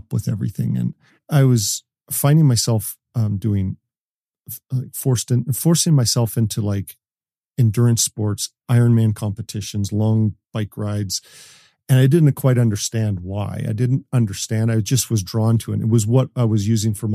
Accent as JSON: {"language": "English", "country": "Canada", "said": "I'm Canadian. we're born with skates"}